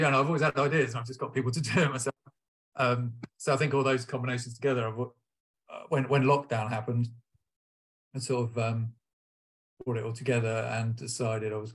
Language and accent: English; Portsmouth, South East England, United Kingdom; I'm from Portsmouth, as I said